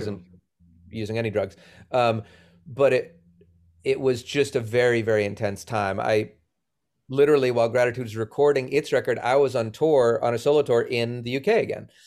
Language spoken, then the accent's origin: English; Boston, Massachusetts, United States; moved away as an adult; also born or lived in Los Angeles / Sacramento; I grew up in Boston.